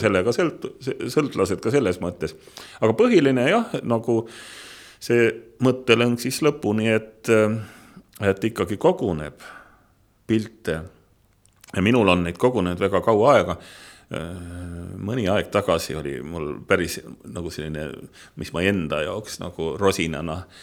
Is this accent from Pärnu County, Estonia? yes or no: no; Otepää area, Valga County, Estonia; mina olen maalaps ja ma olen siis pärit, ma võin öelda, et Otepää mailt